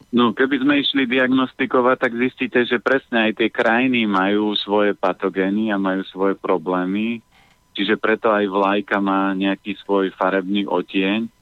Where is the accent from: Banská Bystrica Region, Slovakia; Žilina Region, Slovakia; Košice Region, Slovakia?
Žilina Region, Slovakia; Orava; moved away; ja pochádzam z Oravy